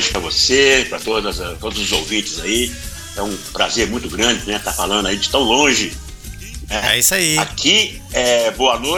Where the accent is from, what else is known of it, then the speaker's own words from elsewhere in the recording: Belo Horizonte, Minas Gerais, Brazil; born there; moved away; É, eu comecei nos anos 80, eu saí de Minas Gerais, em Belo Horizonte, a terra que eu nasci, né?